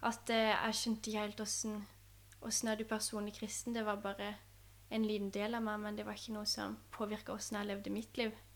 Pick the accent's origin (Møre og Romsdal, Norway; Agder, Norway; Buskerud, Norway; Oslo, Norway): Agder, Norway; Vennesla; moved away; Jeg er jo oppvokst i Vennesla, eh, og i Vennesla frikirke